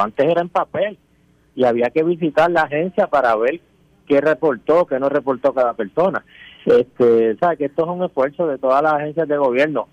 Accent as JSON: {"language": "Spanish", "town": "Añasco", "country": "Puerto Rico", "tie": "born or raised there", "said": "mi pueblo de Añasco"}